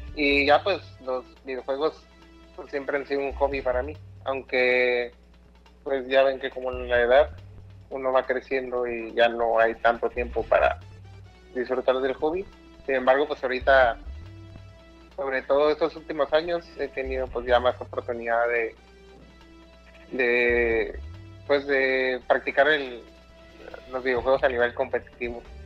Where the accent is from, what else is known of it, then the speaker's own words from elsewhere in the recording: Mexicali, Baja California, Mexico; soy de Mexicali